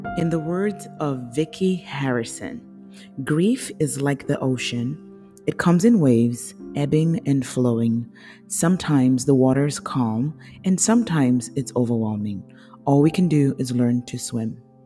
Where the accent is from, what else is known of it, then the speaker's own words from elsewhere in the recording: Nigeria; also born or lived in United States; now in Chicago, United States; I was born in the United States, but I grew up in Nigeria.